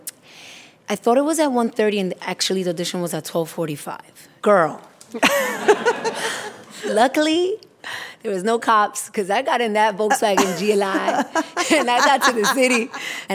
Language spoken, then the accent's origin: English; New York City, New York, United States; also born or lived in Dominican Republic; I'm from Brooklyn. Like, Brooklyn, what it used to be when Red Hook was Red Hook